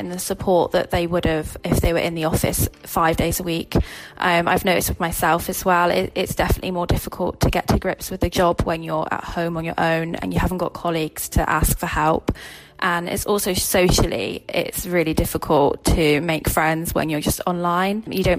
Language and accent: English; Plymouth, South West England, United Kingdom; now in Liverpool, United Kingdom; I'm 25. I'm based in Liverpool. I'm originally from Plymouth.